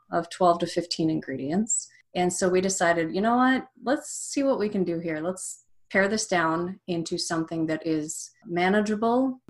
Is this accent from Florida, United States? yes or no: no; Minnesota, United States; moved away; also born or lived in Evanston, Illinois; I lived and worked in Evanston, Illinois, but I grew up in Minnesota